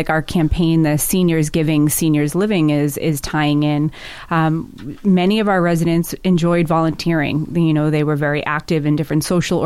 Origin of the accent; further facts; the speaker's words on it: Marshfield, Massachusetts, United States; moved away as an adult; now in Dorchester, United States; I grew up in Marshfield